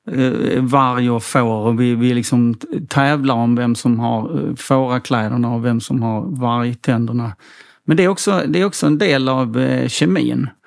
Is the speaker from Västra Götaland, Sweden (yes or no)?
no; Helsingborg, Skåne, Sweden